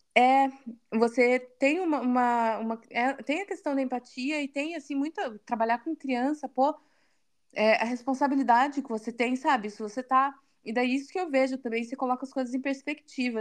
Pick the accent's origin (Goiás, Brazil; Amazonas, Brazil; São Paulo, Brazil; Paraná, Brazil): Paraná, Brazil; Curitiba; moved away as an adult; now in Berlin, Germany; eu nasci em Curitiba, eu cresci em Curitiba